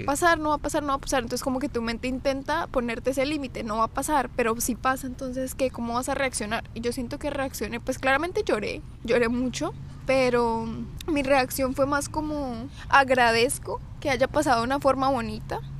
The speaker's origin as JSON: {"language": "Spanish", "town": "Bucaramanga", "region": "Santander", "country": "Colombia", "said": "nosotros somos de Colombia"}